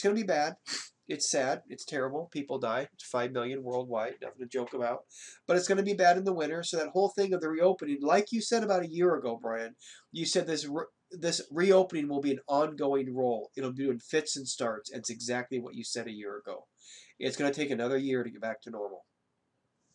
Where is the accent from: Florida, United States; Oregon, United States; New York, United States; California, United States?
Oregon, United States; Portland; I'm from Portland, Oregon